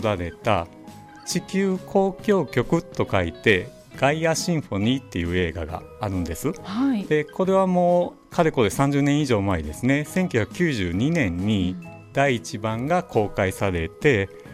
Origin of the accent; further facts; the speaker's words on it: Maizuru, Kyoto, Japan; moved away as an adult; now in Miyazu, Japan; 私は日赤病院で生まれましてその後聖母幼稚園、はい、 中水小学校、はい、えー、城南中学校西舞津高等学校と卒業して